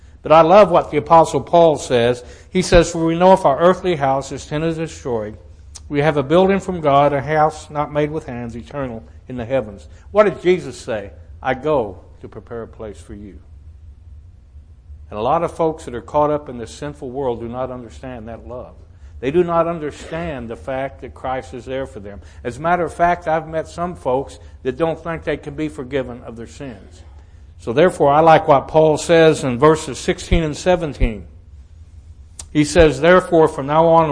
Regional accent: Southwest Missouri, United States; moved away; also born or lived in Joliet, Illinois; I was born in Southwest Missouri

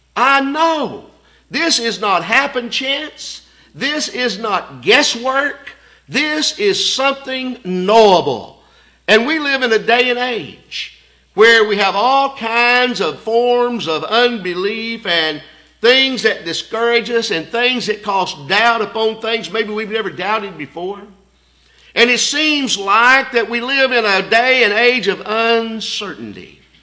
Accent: Signal Mountain, Tennessee, United States; we grew up on Signal Mountain more as brothers than uncle, nephew

